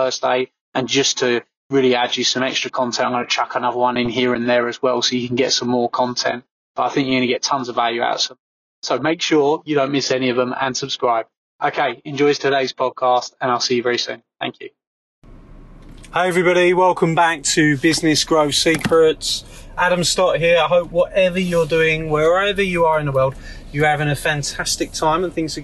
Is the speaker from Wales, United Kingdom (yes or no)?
no; Essex, East of England, United Kingdom; my hometown in Essex